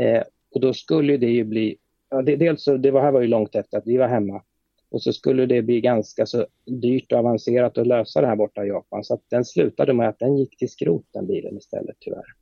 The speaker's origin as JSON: {"language": "Swedish", "country": "Sweden", "said": "som svensk"}